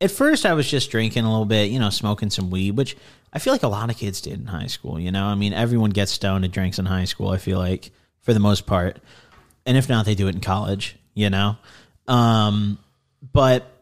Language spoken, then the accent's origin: English; Midwest, United States; growing up in the Midwest